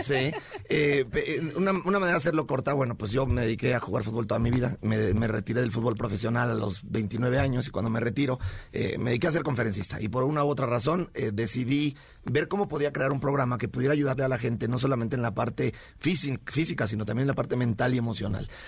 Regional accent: Mexico; aquí todos somos mexicanos

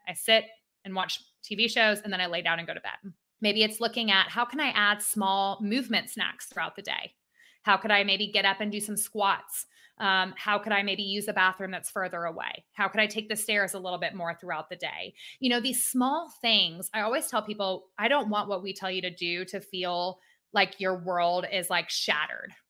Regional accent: Atlanta, Georgia, United States; I am an Atlanta native.

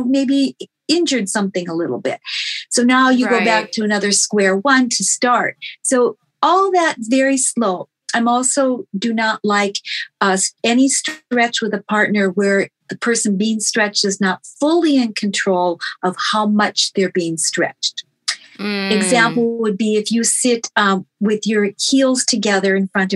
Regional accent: North Dakota, United States; I grew up in North Dakota

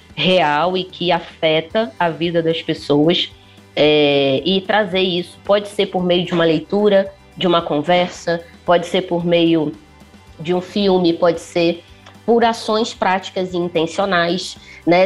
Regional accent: Rio de Janeiro, Brazil; accent: carioca; moved away as an adult; now in São Paulo, Brazil; Eu sou carioca, a Piraporiando nasceu no Rio, mas a gente começou a vir aos pouquinhos para São Paulo e estamos aqui há quase três anos, aqui em Pinheiros

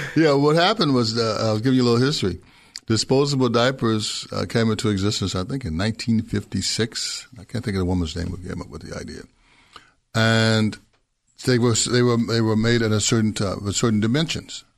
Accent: Memphis, Tennessee, United States; I'm from Memphis, Tennessee. Grew up there

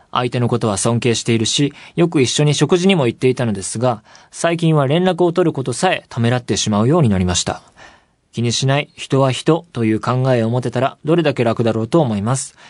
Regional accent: Saitama, Japan; 埼玉出身

